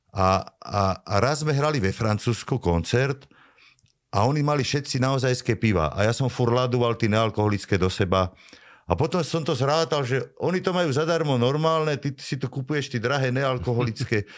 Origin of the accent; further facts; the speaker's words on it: Vrbové, Trnava Region, Slovakia; som z Vrbového a vtedy to bol okres Trnava